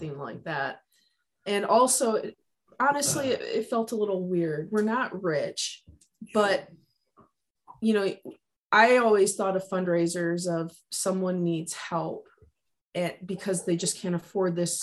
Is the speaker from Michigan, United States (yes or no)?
yes; Michigan, United States; a military surplus store in my hometown in Michigan